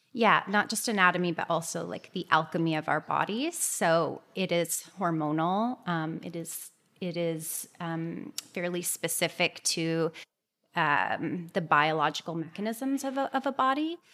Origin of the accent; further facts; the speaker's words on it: Toronto, Ontario, Canada; I am from Toronto, just outside of Toronto